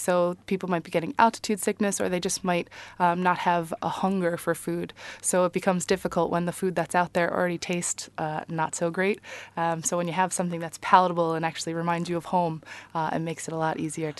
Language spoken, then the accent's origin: English; New York, United States; now in Ireland; New York.